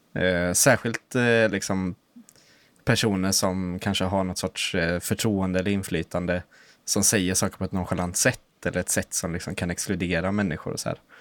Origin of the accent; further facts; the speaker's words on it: Östergötland, Sweden; vi är från Östergötland, liksom. Släkten